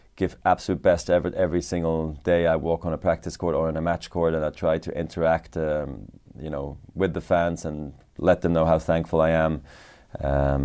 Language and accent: English; Basel, Basel-Stadt, Switzerland; I also became a ball boy in my hometown tournament in Basel.